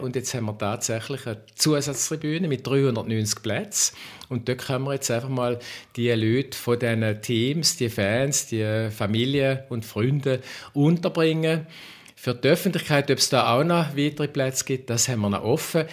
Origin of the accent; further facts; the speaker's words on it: Schaffhausen, Switzerland; weil ich bin auch Schaffhauser